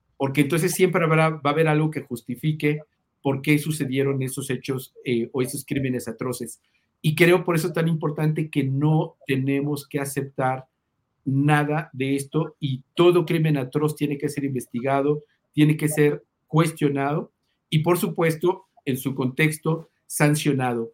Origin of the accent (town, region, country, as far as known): Mexico